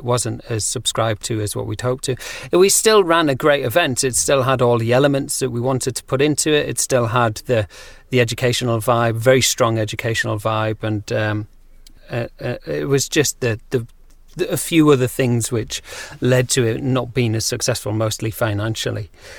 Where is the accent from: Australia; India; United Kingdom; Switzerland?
United Kingdom; North East England; accent: Geordie; But Yeah, I guess I'm not as Geordie as I once was, and that's because when I left school, I thought that the way that you had to speak was ironing out your accent